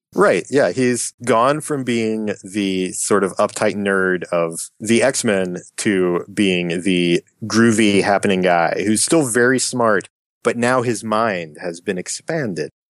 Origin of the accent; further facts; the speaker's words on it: Appalachian Mountains, United States; as someone who was born and raised in the Appalachian Mountains